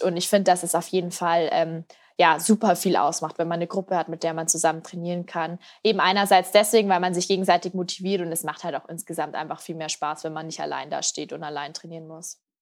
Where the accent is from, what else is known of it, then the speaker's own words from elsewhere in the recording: Piding, Bavaria, Germany; in meinem Heimatdorf in Pieding. Das ist da an der Grenze zu Österreich, ganz im Südosten von Bayern. Und da bin ich eben auch aufgewachsen.